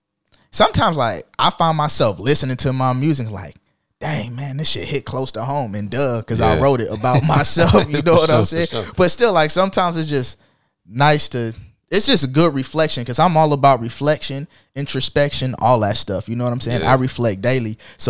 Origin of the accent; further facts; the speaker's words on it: Jacksonville, Florida, United States; I don't think I tattooed neither of them, but I'm from Jacksonville, though.